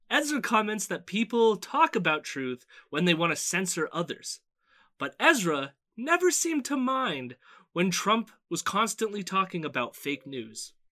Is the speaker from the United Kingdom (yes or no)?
no; Canada; also born or lived in Toronto; I'm just a Canadian up here